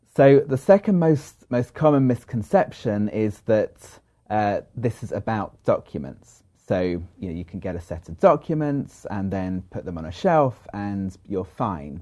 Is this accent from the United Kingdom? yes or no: yes; London, United Kingdom; moved away as an adult; now in United States; I'm originally from London